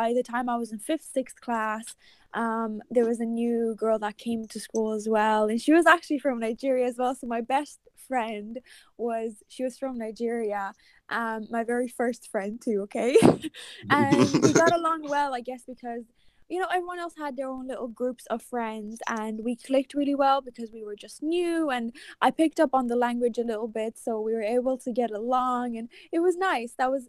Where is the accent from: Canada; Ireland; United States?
Ireland; English is a second language; I think that's where my accent is not, it's not as Irish as like it could get.